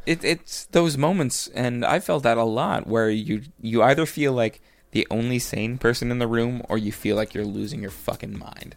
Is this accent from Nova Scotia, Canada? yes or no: yes; Cape Breton, Nova Scotia, Canada; moved away; I grew up in Cape Breton.